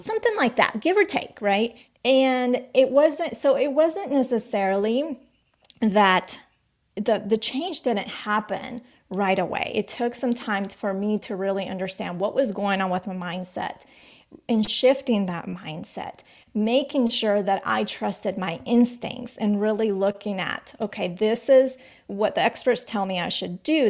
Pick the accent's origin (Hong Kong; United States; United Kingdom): United States; also born or lived in Colombia; we moved to the States when when we, I was about eight years old.